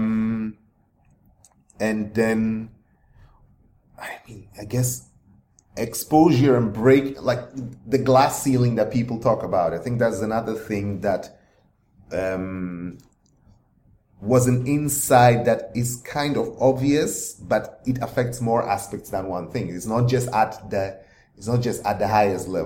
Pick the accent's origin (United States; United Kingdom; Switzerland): Switzerland; moved away; because I grew up mainly in Switzerland, and then the books I read even were like German books